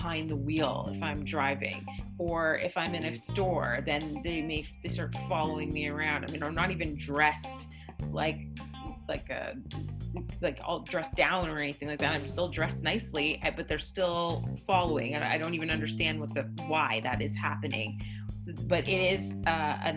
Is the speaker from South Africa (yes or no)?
no; Canada; I'm from Canada.